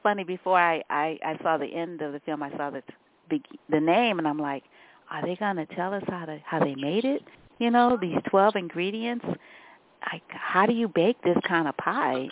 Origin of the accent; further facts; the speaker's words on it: New Orleans, Louisiana, United States; I'm a Southerner. I was born in New Orleans